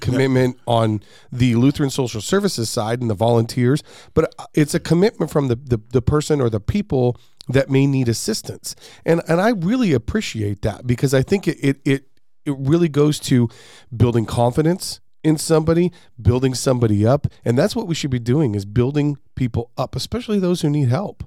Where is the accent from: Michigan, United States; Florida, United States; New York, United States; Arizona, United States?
Arizona, United States; West Valley; I'm from the West Valley. Uh, I live here.